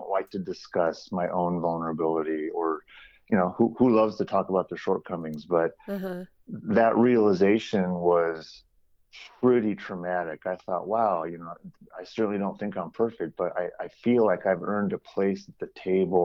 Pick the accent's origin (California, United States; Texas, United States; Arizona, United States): California, United States; San Jose; So I'm originally from San Jose, California, and I grew up in an area called the East Foothills